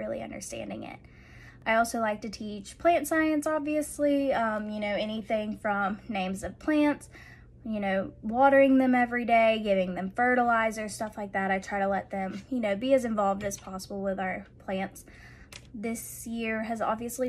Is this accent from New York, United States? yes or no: no; Warner Robins, Georgia, United States; now in Monroe County, United States; I'm originally from Warner Robins. I went to Housing County High School